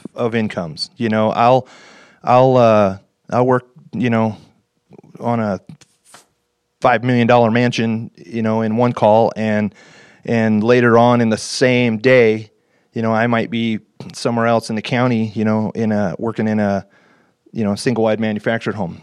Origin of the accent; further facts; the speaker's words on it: North Idaho, United States; Right here in, uh, North Idaho